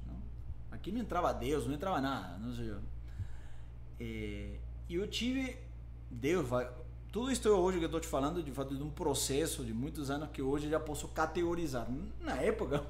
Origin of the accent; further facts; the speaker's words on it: Lima, Peru; Portuguese is a second language; moved away as an adult; now in São Paulo, Brazil; eu nasci em Lima, no Peru, há 47 anos atrás